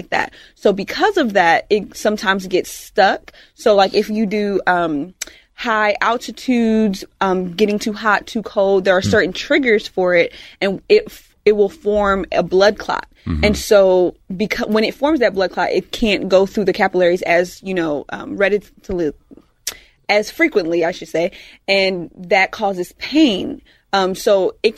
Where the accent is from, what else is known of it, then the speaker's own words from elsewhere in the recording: Georgia, United States; now in Houston, United States; I was born in Georgia.